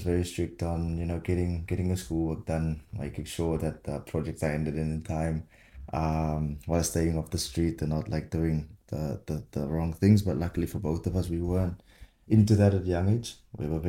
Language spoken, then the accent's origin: English; Swellendam, Western Cape, South Africa; moved away as an adult; now in France; Was born obviously in Swellendam, but yeah, fun fact, it's actually the third eldest town in South Africa